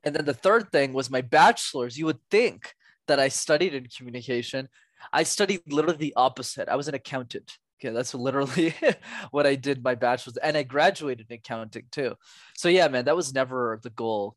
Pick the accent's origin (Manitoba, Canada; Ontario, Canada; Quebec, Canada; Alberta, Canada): Quebec, Canada; Montreal; born or raised there